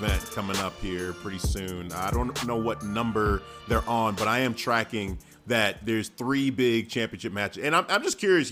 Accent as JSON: {"language": "English", "country": "Nigeria", "said": "I'm a Nigerian as well"}